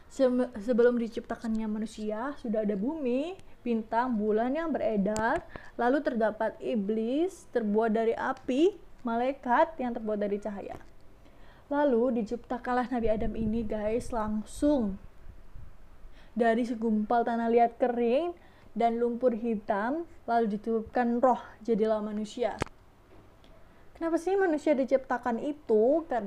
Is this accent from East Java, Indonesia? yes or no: yes; Surabaya, East Java, Indonesia; accent: medok; Asal aku dari Surabaya guys Jadi ya, kalau ngomong bahasa Indonesia ya, mohon maaf ya agak medok-medok